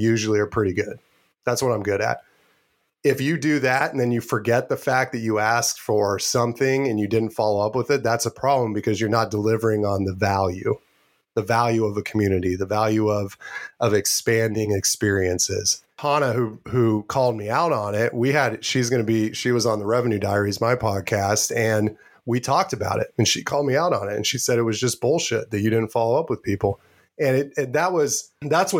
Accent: Anderson, Indiana, United States; moved away as an adult; also born or lived in Spokane, Washington / Boston; I grew up in Anderson. I was born in Spokane, Washington, but I lived in Anderson from 2 years old to graduating college

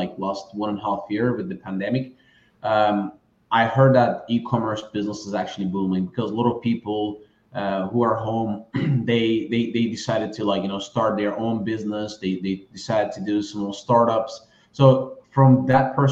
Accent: Turkey; moved away; I'm originally from Turkey.

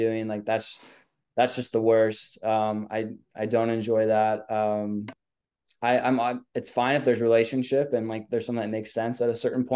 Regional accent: Minnesota, United States; now in Southern Indiana, United States; I grew up in Minnesota.

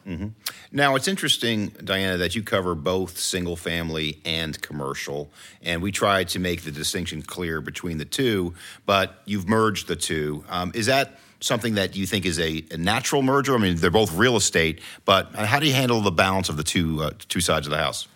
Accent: New York, United States; now in Washington, D.C., United States; I'm from New York as well

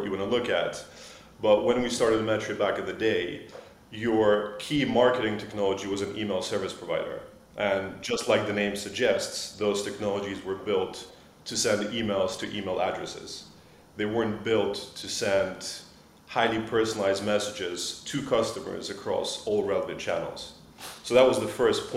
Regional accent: Switzerland; moved away as an adult; now in London, United Kingdom; I grew up in Switzerland. I moved out to London to start my career

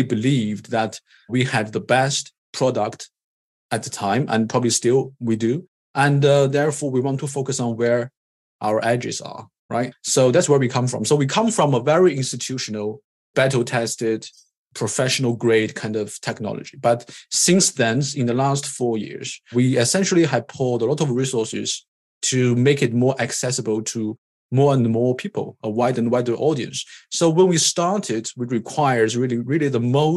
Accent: China; moved away as an adult; also born or lived in Cambridge, England; born in China. I'm Chinese. Did my undergrad in electrical engineering and computer science in China

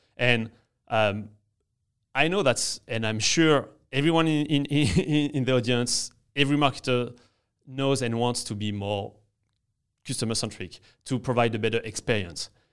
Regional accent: France; English is a second language; moved away as an adult; now in New York, United States; I'm in New York and, uh, and I'm from France, as you can hear

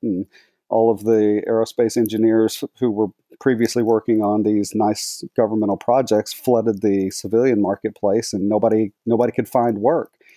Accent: Dallas-Fort Worth Metroplex, Texas, United States; I was born and raised in Texas, grew up in the Dallas-Fort Worth Metroplex

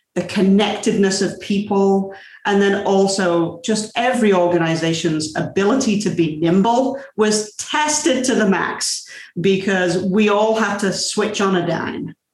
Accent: England, United Kingdom; I'm English.

